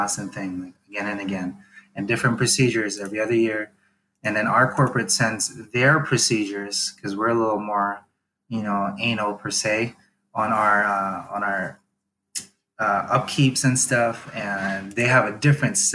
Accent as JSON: {"language": "English", "country": "Philippines", "tie": "born or raised there", "moved": "yes", "lives_now": "United States", "said": "I grew up in the Philippines"}